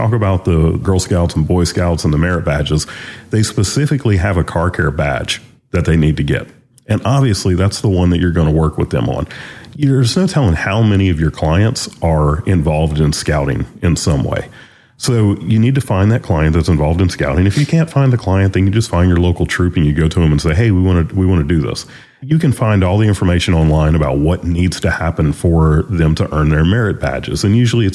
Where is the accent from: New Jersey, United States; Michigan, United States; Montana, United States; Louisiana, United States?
Louisiana, United States; moved away as an adult; also born or lived in North Carolina; our shop was in North Carolina, but we're from Louisiana. Kim and I, when we got married, we left Louisiana, moved to North Carolina